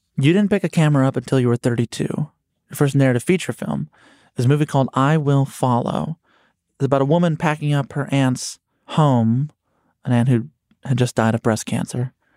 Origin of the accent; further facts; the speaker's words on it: Chicago, Illinois, United States; I'm from Chicago